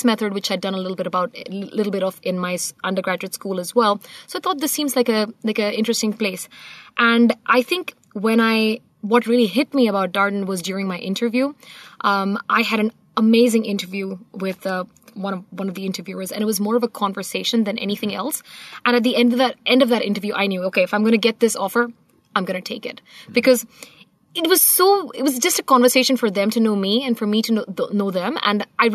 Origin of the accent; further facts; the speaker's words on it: Singapore; moved away as an adult; now in Charlottesville, United States; I am from Singapore. I spent the last 16 years over there.